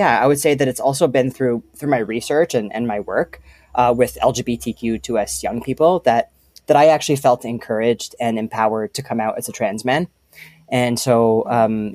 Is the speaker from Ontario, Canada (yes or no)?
yes; just outside of Toronto, Ontario, Canada; I grew up just outside of Toronto